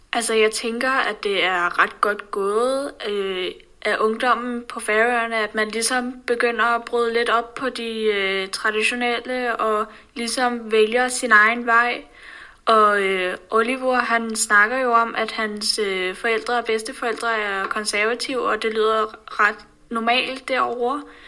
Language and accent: Danish; Denmark; vi som danskere